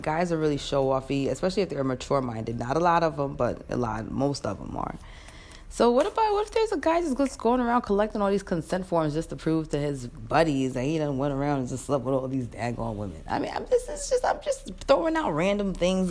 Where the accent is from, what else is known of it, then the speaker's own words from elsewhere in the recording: New York, United States; I'm a New Yorker.